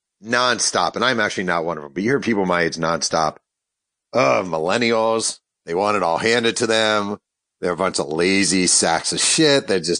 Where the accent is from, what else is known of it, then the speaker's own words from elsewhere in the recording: New York, United States; I'm from New York